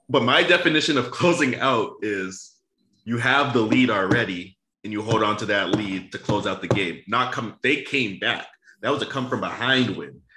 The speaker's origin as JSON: {"language": "English", "town": "Boston", "region": "Massachusetts", "country": "United States", "tie": "born or raised there", "said": "I always root for my hometown"}